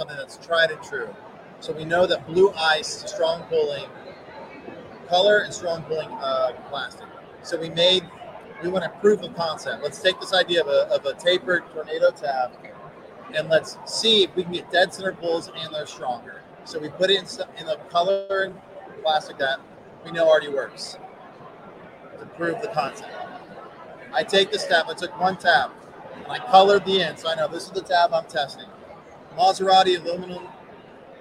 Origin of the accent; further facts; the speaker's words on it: United States; I'm American. I'm a typical ignorant American